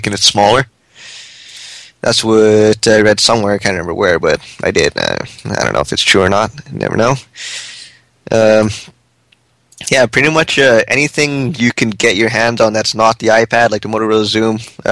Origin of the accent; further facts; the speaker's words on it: Canada; we're Canadian